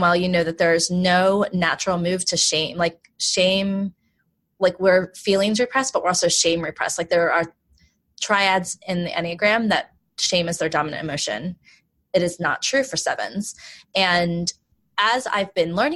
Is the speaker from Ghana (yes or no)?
no; Baltimore, Maryland, United States; also born or lived in South Korea; I grew up in Baltimore, which is a pretty diverse place.